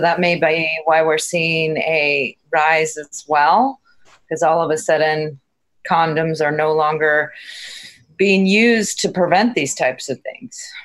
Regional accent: San Francisco, California, United States; I grew up in San Francisco

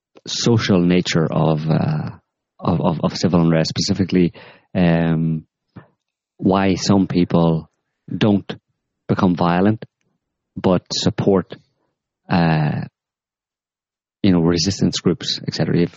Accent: United States; Not back home. No Twitter campaigns, please. We're American.

